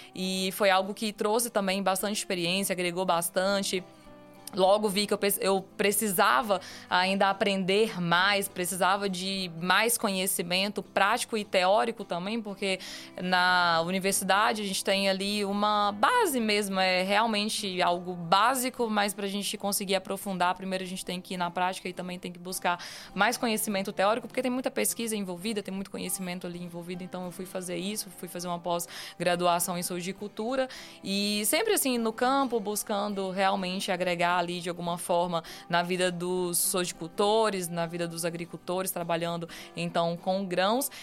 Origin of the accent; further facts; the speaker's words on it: Rondon do Pará, Pará, Brazil; sou paraense, sou de Rondon do Pará